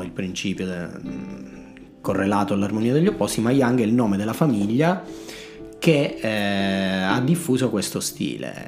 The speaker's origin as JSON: {"language": "Italian", "region": "Sicily", "country": "Italy", "moved": "as an adult", "lives_now": "Bologna, Italy", "said": "io sono siciliano, sono arrivato a Bologna a 18 anni per fare l'università."}